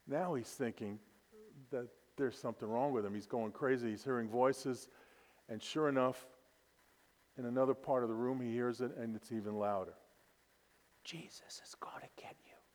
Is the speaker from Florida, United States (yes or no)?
no; New York City, New York, United States; born and raised in Brooklyn, New York.